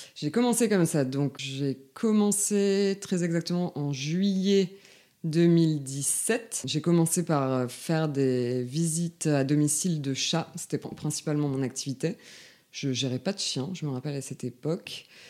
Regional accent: Lille, Hauts-de-France, France; moved away as an adult; now in Lyon, France; moi je suis originaire euh, de Lille. J'ai déménagé à Lyon en 2015. Euh, donc voilà, j'ai passé tout, euh, toute mon enfance et mon adolescence dans le Nord.

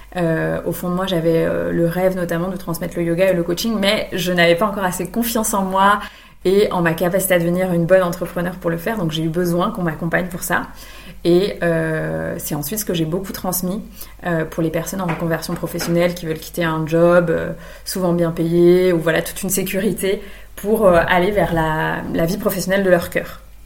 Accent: Brittany, France; moved away as an adult; now in Vannes, France; je vis actuellement à Vannes, donc en Bretagne, pas loin de là où j'ai grandi

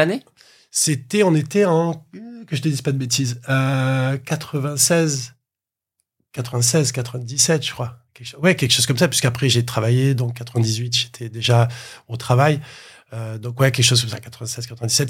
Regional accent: Marseille, Provence-Alpes-Côte d'Azur, France; je, suis né, à Marseille et ensuite je suis allé dans un petit village à côté de Marseille.

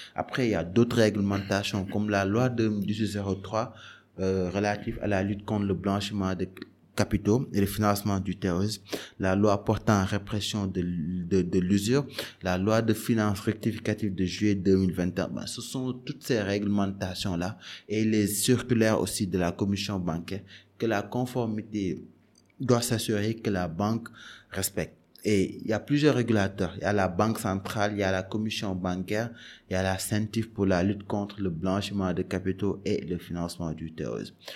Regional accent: Dakar, Senegal; also born or lived in Canada; j'ai grandi à Dakar

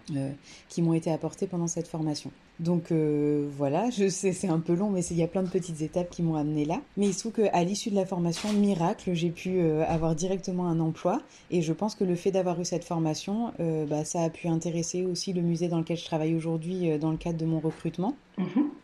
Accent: Creuse, Nouvelle-Aquitaine, France; now in Toulouse, France; actuellement je suis toulousaine euh, d'adoption depuis un bon moment. Je viens de la Creuse

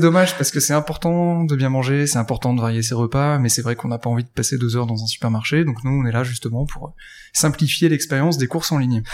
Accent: Lille, Hauts-de-France, France; also born or lived in Paris / Australia; je suis lillois

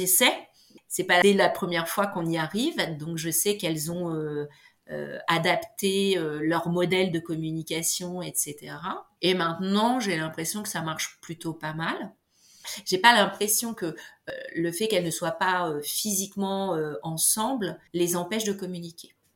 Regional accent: Beauvais, Hauts-de-France, France; Beauvais, c'est là où j'ai grandi

